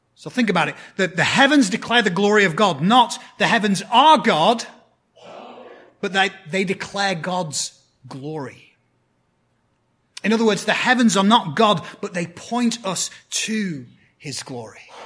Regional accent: 10 miles from Bolton, North West England, United Kingdom; moved away; It's a town called Bolton, which is 10 miles from my hometown.

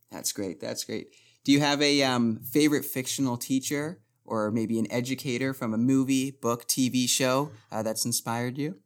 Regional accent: Barrie, Ontario, Canada; moved away as an adult; now in North Bay, Canada; I'm originally from Barrie

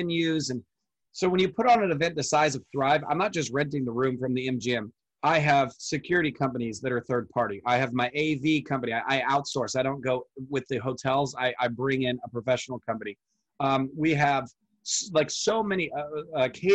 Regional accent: Orange County, California, United States; I live in Orange County, California. So I'm 2 hours from the Mexican border.

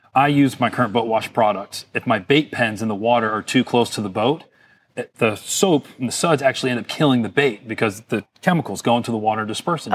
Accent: Fort Lauderdale, Florida, United States; being born and raised in Fort Lauderdale, Florida, I kinda grew up on the water

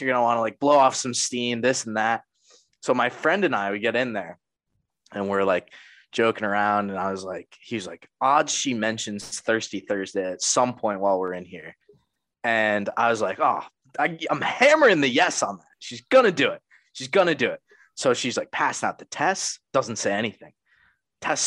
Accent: Connecticut, United States; I'm from Connecticut

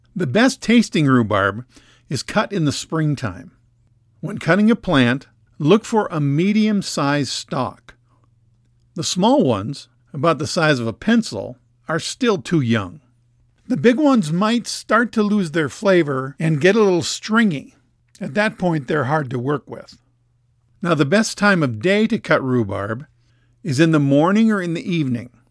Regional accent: Minnesota, United States; Growing up in Minnesota, almost every house had a rhubarb patch in the backyard

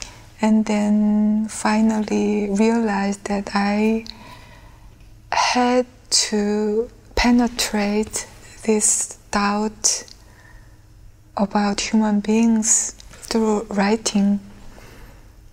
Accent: Gwangju, South Korea; born there; moved away; I was born in Gwangju, and my family left Gwangju in 1980.

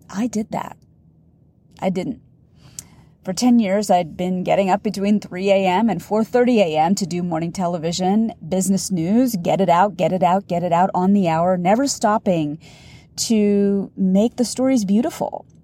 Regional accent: India; Now, in the beginning of my business, my demographic was largely Indian women. I'm Indian.

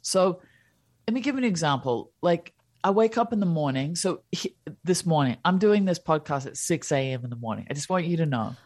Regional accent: New Zealand; also born or lived in India / Switzerland / United States; I was born in New Zealand

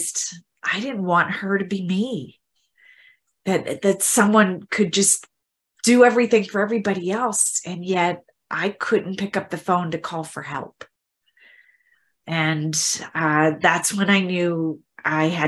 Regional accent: Midwest, United States; my background is growing up in the Midwest, in the U.S. in the Midwest

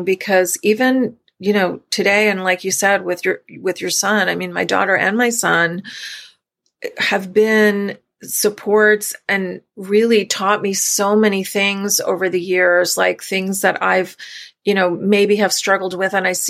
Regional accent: New York, United States; we're from New York originally.

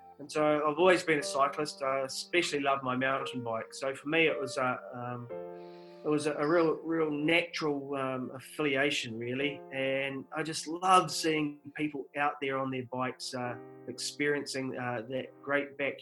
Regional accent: South Canterbury, New Zealand; I grew up in South Canterbury

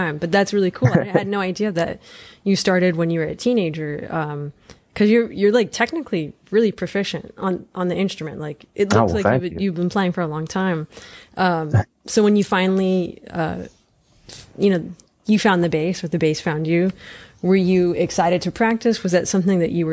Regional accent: Los Angeles, California, United States; I'm actually from Los Angeles, grew up

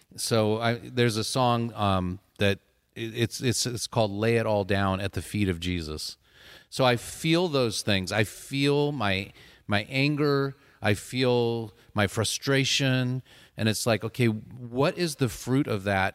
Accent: Southern California, United States; born or raised there

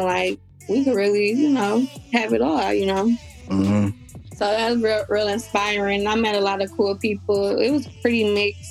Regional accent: Detroit, Michigan, United States; I'm from Detroit

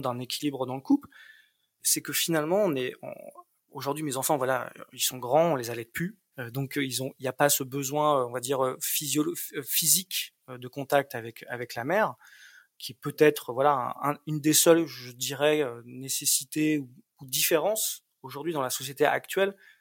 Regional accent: France; now in Berlin, Germany; je me sens berlinois, je me sens vivre à Berlin, même si sur les papiers on est on est on est on est français

